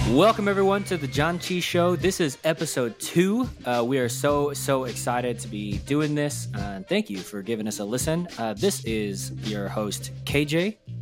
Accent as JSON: {"language": "English", "region": "Texas", "country": "United States", "tie": "born or raised there", "said": "I grew up in Texas"}